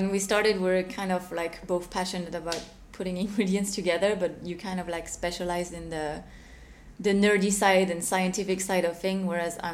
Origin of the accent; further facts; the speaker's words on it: Switzerland; now in Hong Kong; I grew up in Switzerland, in the countryside.